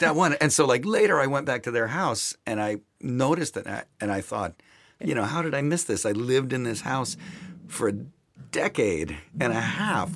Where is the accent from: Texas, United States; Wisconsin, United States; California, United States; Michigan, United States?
Wisconsin, United States; Milwaukee; I grew up in Milwaukee, Wisconsin